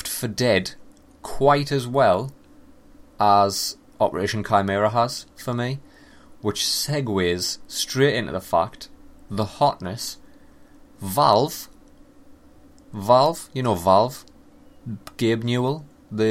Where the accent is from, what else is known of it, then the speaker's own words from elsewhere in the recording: England, United Kingdom; I'm from England